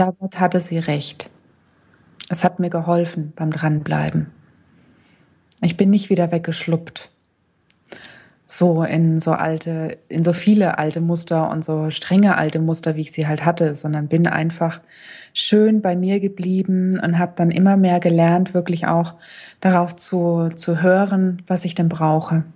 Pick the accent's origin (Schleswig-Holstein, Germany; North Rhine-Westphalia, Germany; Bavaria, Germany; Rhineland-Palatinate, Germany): Bavaria, Germany; Lower Franconia; accent: Lower Franconian; ich komme gebürtig aus Unafranke